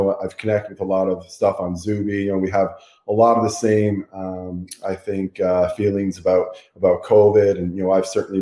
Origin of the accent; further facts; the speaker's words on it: Canada; I'm from Canada